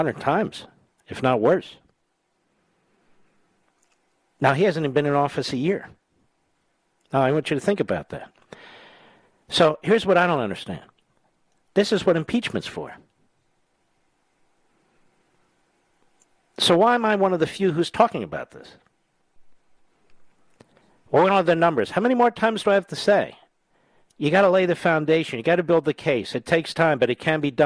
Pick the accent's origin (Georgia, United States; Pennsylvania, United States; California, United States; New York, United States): Pennsylvania, United States; Philadelphia; moved away; I'm an escapee from Philadelphia.